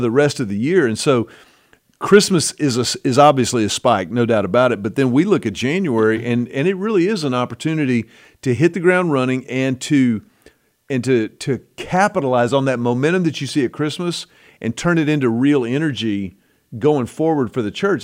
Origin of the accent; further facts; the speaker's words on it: United States; I'm American